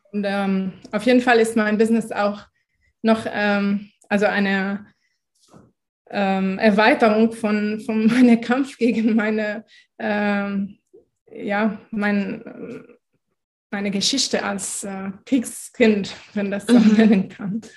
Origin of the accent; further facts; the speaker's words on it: Lebanon; moved away as an adult; now in Stuttgart, Germany; meine Lebenssituation im Libanon oder wie ich aufgewachsen bin